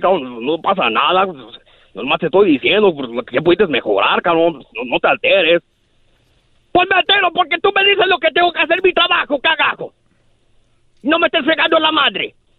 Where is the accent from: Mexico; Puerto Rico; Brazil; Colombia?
Mexico; Guadalajara, Jalisco; also born or lived in Zacatecas; now in Modesto, United States; yo nací en Guadalajara